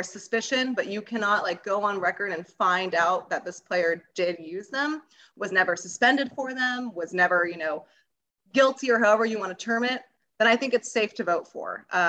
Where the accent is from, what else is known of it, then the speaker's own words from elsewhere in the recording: West Coast, United States; moved away; I grew up in the West Coast as a Giants fan.